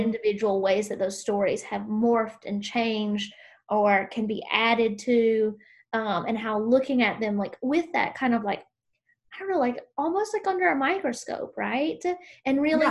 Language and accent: English; South Carolina, United States; growing up in South Carolina